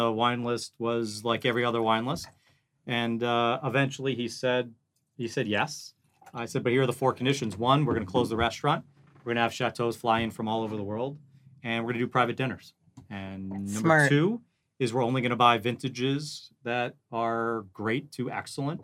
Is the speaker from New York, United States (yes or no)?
yes; New York, United States; now in Phoenix, United States; I'm not from here. I'm from New York.